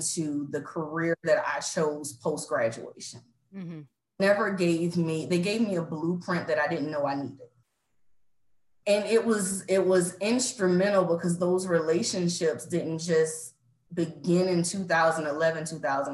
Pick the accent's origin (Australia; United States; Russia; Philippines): United States; Savannah, Georgia; moved away as an adult; born and raised in Savannah, Georgia